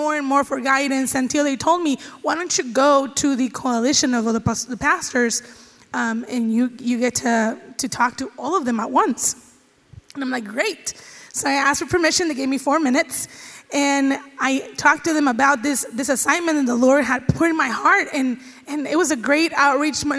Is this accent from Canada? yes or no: no; Mexico; moved away as an adult; now in United States; I was born and grew up in Mexico